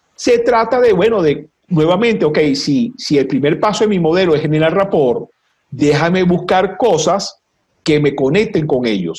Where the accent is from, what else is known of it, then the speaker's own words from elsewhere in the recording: Venezuela; los venezolanos, vamos a, poner, gentilicios, no somos, yo estoy convencido que no somos latinoamericanos, somos caribeños.